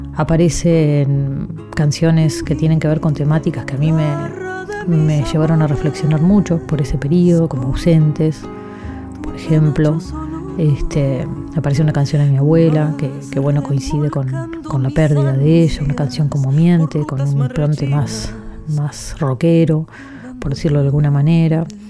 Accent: San José de Mayo, San José, Uruguay; en San José, en mi ciudad natal

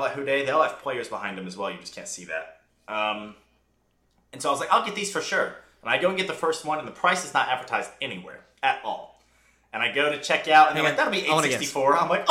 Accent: West Virginia, United States; We're from West Virginia.

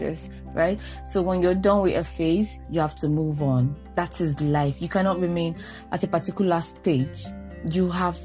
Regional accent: Nigeria; as a Nigerian woman

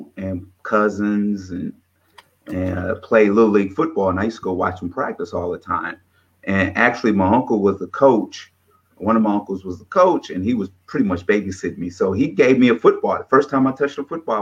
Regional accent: Detroit, Michigan, United States; moved away; I'm originally from Detroit, Michigan.

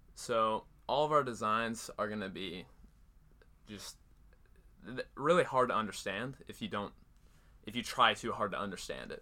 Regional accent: Cedar Falls, Iowa, United States; I grew up in Iowa, Cedar Falls, still live there right now.

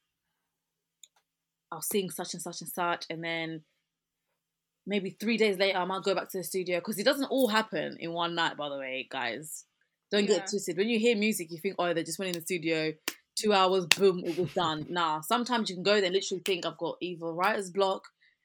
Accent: England, United Kingdom; accent: British; So my accent is like this. I'm English, I'm British, so this is my accent

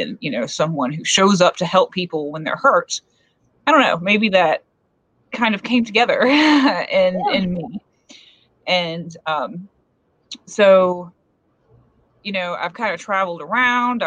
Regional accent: coast of North Carolina, United States; now in Appalachians, United States; I grew up in like, on the coast of North Carolina

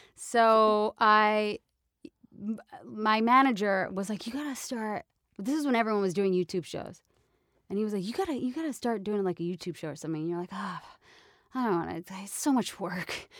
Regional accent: New York, United States; moved away; I'm Italian from New York

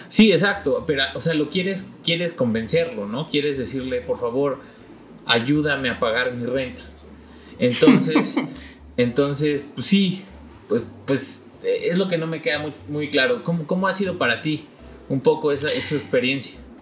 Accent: Mexico; moved away; en mi país

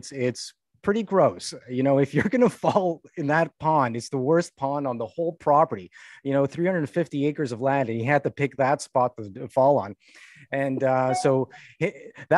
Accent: Canada; We're Canadian

